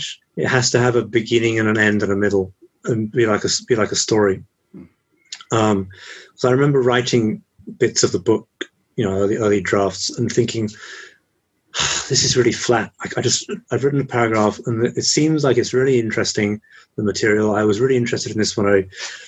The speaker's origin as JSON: {"language": "English", "region": "England", "country": "United Kingdom", "also_born_or_lived": "Japan", "moved": "as an adult", "said": "I'm English from England"}